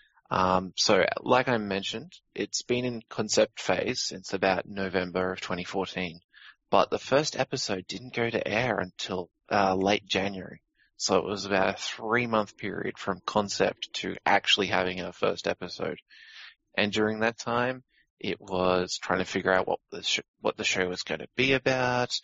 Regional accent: Australia; I'm Australian

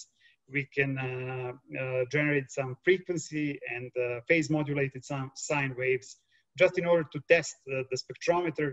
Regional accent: Serbia; also born or lived in Delft, Netherlands / Vienna, Austria / Berkeley, California; I'm coming from Serbia

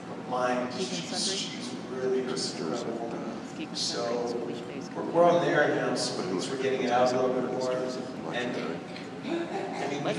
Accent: Yukon, Canada; where I was born and raised in the Yukon

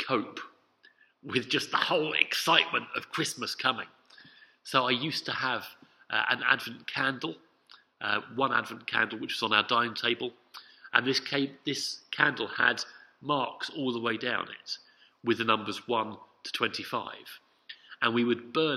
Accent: London, United Kingdom; as a Londoner

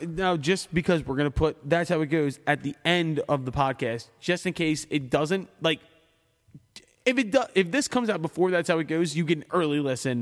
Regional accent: Philadelphia, Pennsylvania, United States

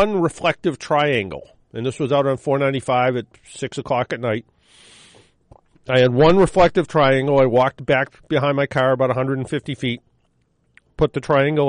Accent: Boston, Massachusetts, United States; we're from Boston

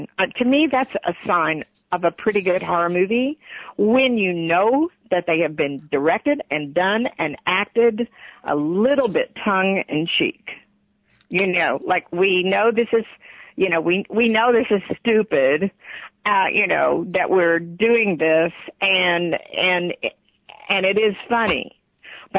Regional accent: Texas, United States; I'm from Texas

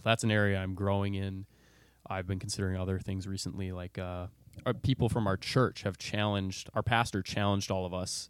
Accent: Bloomington, Minnesota, United States; I grew up, uh, in B-Town. I assume all our listeners know what that is. Um, Bloomington, Minnesota

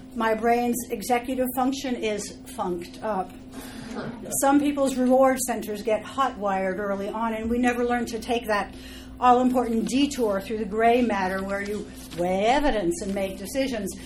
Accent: Los Angeles, California, United States; I am from Los Angeles

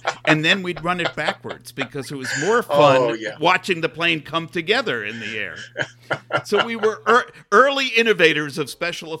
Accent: New York, United States; also born or lived in Los Angeles; now in Seattle, United States; I grew up in New York. So, you know, it wasn't exactly a rural area.

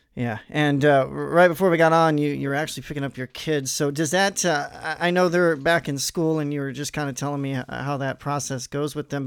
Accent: Missouri, United States; I'm I'm from Missouri

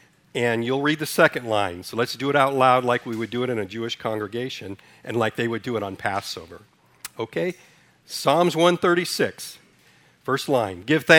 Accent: Ethiopia; also born or lived in Sudan; When I was born in Sudan, Africa, raised in Ethiopia, so history has always been one of my favorite subjects.

